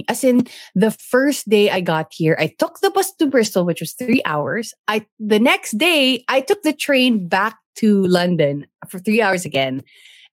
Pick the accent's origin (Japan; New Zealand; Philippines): Philippines; moved away as an adult; also born or lived in Manila, Philippines; now in United Kingdom; I'm actually Filipino